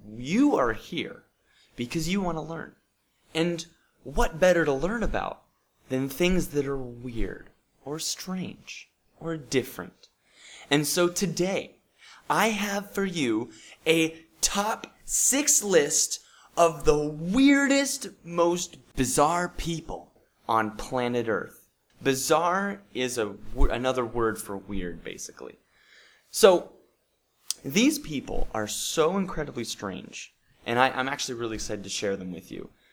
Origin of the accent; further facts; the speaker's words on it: Bozeman, Montana, United States; moved away; So we went to Bozeman, Montana, and uh, which is my hometown